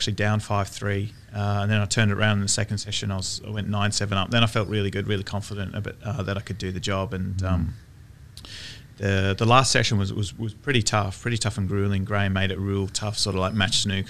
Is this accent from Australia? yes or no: yes; Australia; being a snooker player growing up in Australia